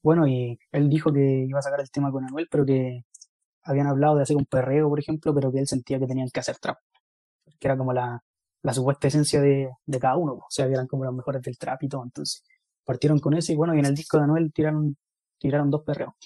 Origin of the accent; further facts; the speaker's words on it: Chile; somos chilenos